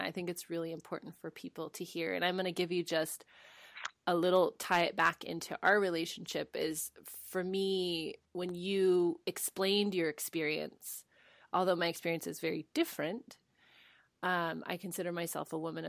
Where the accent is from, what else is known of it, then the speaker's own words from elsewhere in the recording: United States; Like, I don't speak Spanish as fluently. You know, I'm American. You know, I'm gringa.